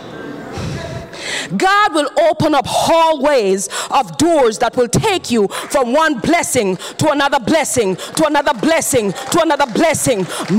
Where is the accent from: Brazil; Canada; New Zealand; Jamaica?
Jamaica; I'm Jamaican